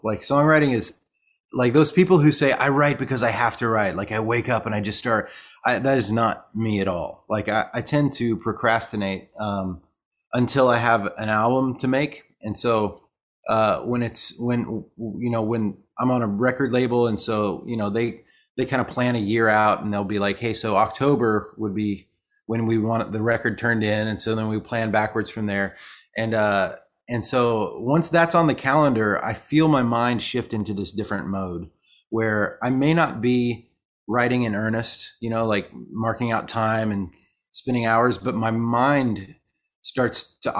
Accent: New Zealand; now in Nashville, United States; Like, I'm a Kiwi. I love England, and this is the one time of year that I'm not pining to go over there.

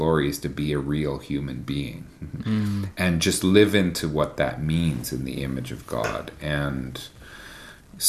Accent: Canada; me as a Canadian

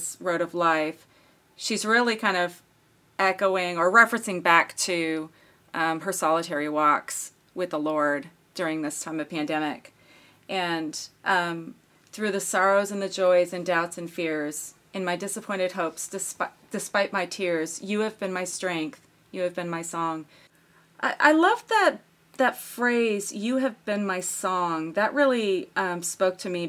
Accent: United States; I'm American

